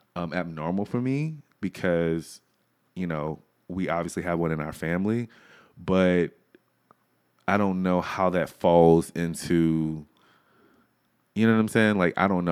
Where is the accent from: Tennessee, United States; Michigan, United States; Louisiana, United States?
Louisiana, United States; I am from Louisiana